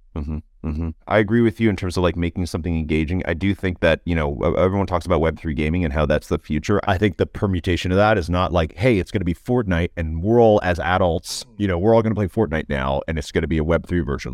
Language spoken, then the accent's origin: English; Toronto, Ontario, Canada; as a Canadian and, uh, and a Canadian from Toronto